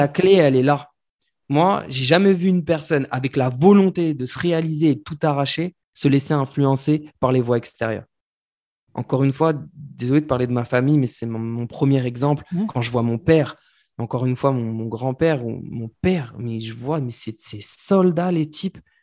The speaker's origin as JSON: {"language": "French", "country": "France", "said": "nous, en tant que Français"}